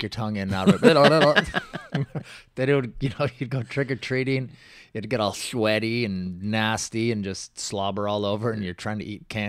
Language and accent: English; Washington, United States; Where I grew up in Washington, the houses were, you couldn't see your neighbors.